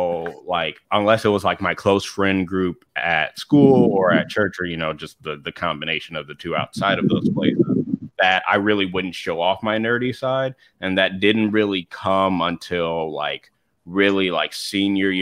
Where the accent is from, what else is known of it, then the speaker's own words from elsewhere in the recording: the South, United States; moved away; I was also like born and raised in the South for a little bit